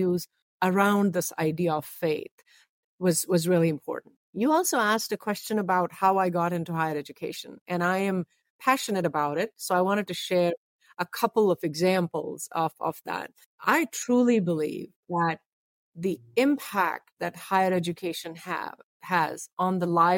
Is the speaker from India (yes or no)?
yes; India; now in United States; I was born in India, although I have been here now majority of my life. Interestingly enough, one of the first schools I went to was a faith-based school. And the reason for that oftentimes in India